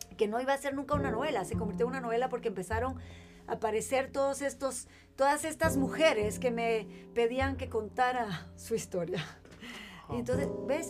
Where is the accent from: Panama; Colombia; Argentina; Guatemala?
Guatemala; moved away as an adult; also born or lived in Chile; yo crezco, o sea, nazco y crezco en Guatemala